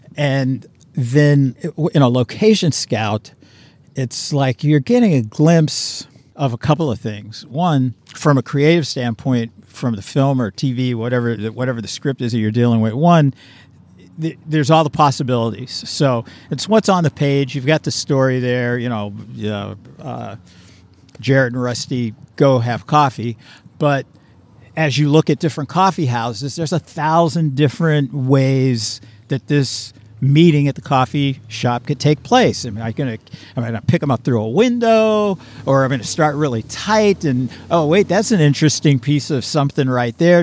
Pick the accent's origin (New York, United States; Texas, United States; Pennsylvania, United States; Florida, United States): Pennsylvania, United States; Pittsburgh; I'm from Pittsburgh, so back east you find that a lot too